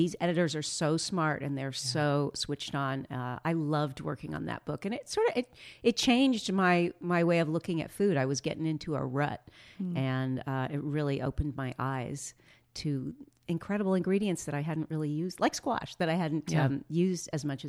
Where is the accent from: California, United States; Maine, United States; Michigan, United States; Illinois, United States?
California, United States; Los Angeles; I grew up in West